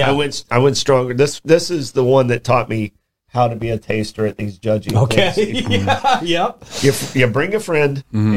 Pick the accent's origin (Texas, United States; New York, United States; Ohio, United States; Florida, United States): Florida, United States; when I grew up in Florida